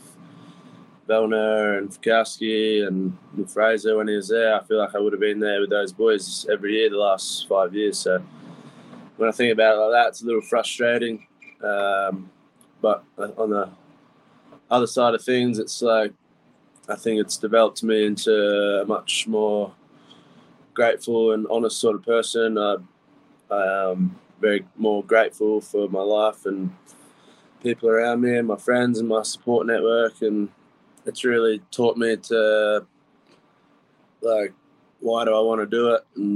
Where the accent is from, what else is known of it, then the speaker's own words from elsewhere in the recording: Bowral, New South Wales, Australia; also born or lived in Mittagong; I was born in a town called Barrow, which is about 5 minutes from where I live now, which is a town called Mittagong. It's in like a place we call the Southern Highlands